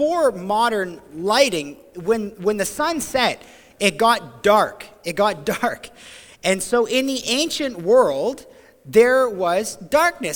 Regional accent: Ontario, Canada; moved away as an adult; also born or lived in New Brunswick; now in Grand Manan, Canada; back home to Ontario

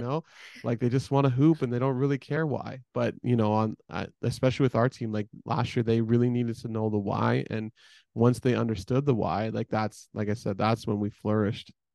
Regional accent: Edmonton, Alberta, Canada; I'm from Edmonton, right? My parents are still in, all of my family is still in Edmonton

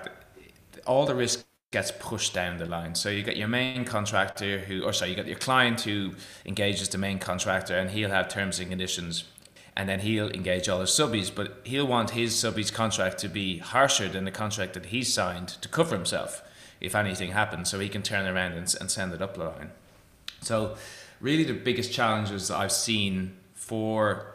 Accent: Ireland; moved away as an adult; also born or lived in Galway, Ireland; now in Perth, Australia; I am Irish after all

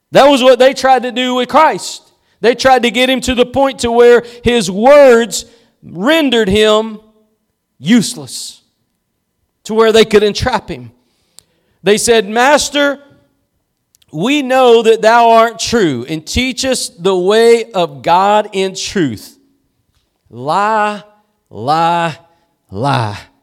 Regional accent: East Texas, United States; I'm just somebody from East Texas

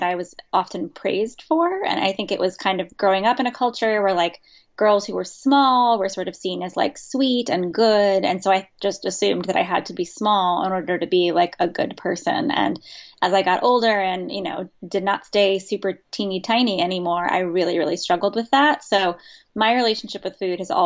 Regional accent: Virginia Beach, Virginia, United States; I grew up in the South in Virginia Beach, Virginia, which is, I think, admittedly one of the least southern parts of a southern state

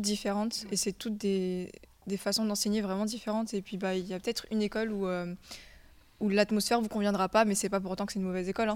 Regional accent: Réunion; moved away; je viens de la Réunion

